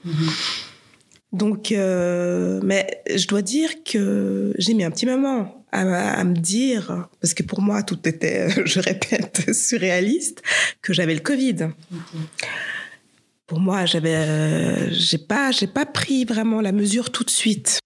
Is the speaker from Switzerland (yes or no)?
yes; Geneva, Switzerland; J'habite Saint-Jean, euh, je suis née à Genève